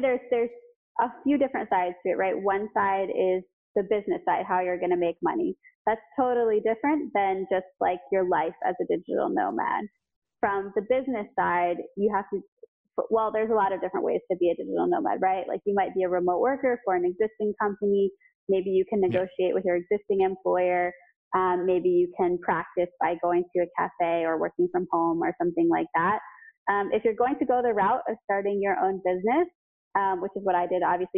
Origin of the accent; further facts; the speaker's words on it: United States; as an American